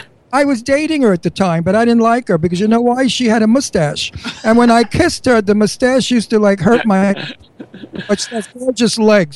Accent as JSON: {"language": "English", "town": "New York City", "region": "New York", "country": "United States", "said": "I'm Italian from Brooklyn"}